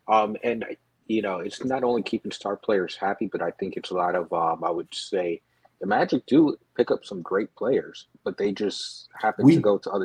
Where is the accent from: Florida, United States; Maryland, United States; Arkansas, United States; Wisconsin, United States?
Florida, United States; Orlando; Born and raised in Orlando, Florida.